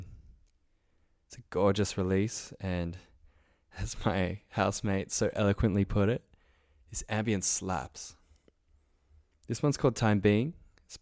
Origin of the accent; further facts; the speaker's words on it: Sydney, New South Wales, Australia; I'm from Sydney, Australia